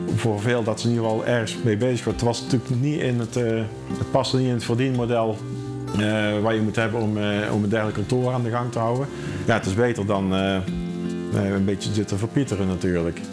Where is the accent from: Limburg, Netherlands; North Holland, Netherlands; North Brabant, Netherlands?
North Brabant, Netherlands; Schijndel; now in Eindhoven, Netherlands; ik eh, ben wel geboren en getogen in Schijndel, maar ik woon inmiddels in Eindhoven.